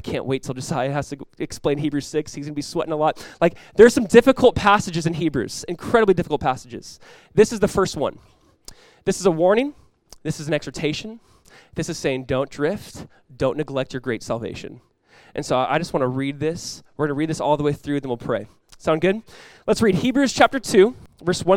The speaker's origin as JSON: {"language": "English", "region": "Southern California", "country": "United States", "tie": "born or raised there", "said": "growing up in Southern California, there's a huge emphasis and culture around surfing"}